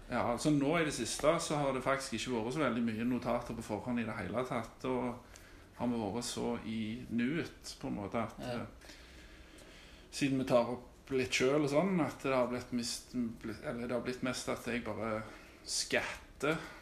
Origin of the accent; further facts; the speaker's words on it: Austrått, Rogaland, Norway; Jeg har bodd på Austra i hele mitt liv